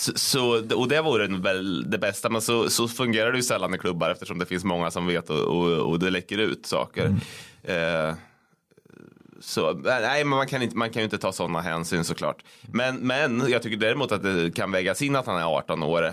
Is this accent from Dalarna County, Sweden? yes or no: no; Degerfors, Örebro County, Sweden; jag växte upp i Degerfors